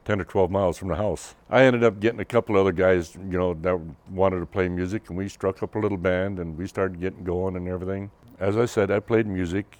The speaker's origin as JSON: {"language": "English", "town": "Roslyn", "region": "Washington", "country": "United States", "tie": "born or raised there", "said": "I was born and raised here in Roslyn, Washington, in the Roslyn-Coyolum area. I grew up, went to school here"}